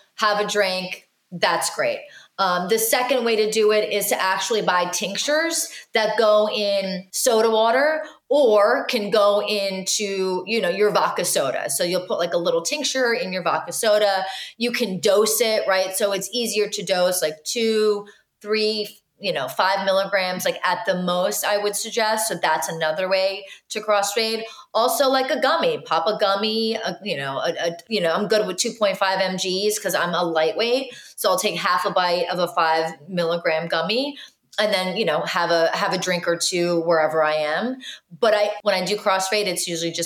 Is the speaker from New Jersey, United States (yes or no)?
yes; New Jersey, United States; I grew up in New Jersey.